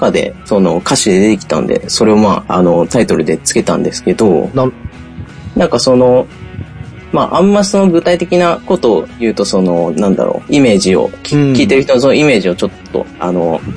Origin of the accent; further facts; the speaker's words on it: Indonesia; now in Japan; その僕はその、1995年、あの、育った国っていうのが、実はあの、帰国子女で僕、インドネシアって国で育っていまして